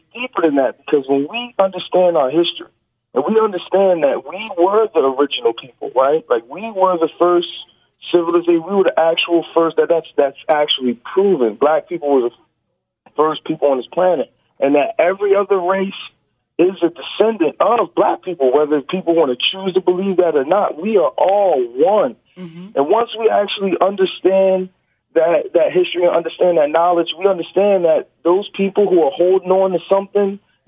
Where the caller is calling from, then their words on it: Dallas, Texas, United States; I'm calling from Dallas, Texas.